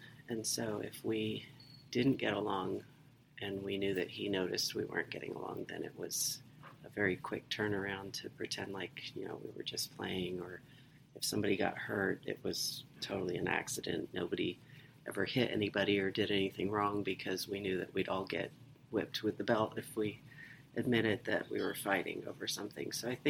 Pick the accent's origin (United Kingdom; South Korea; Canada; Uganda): United Kingdom; England; born there; also born or lived in Mississippi, United States / Dover, United States; My dad was in the Air Force, so we moved around a lot. I was born in England. And we lived in Mississippi a couple times. We lived in Dover, Delaware during the Vietnam War.